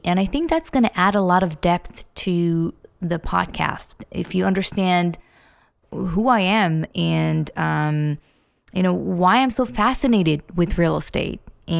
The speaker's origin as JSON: {"language": "English", "country": "Israel", "tie": "born or raised there", "said": "Yeah, that's right. I was born in Israel. Actually, I came from a very, very small, I wouldn't call it a village, but it was a very, very small place on top of a mountain."}